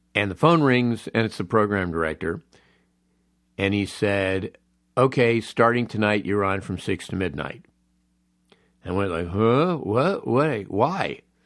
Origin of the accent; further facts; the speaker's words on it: Los Angeles, California, United States; born and raised in Los Angeles, I have a real nostalgic love of this town.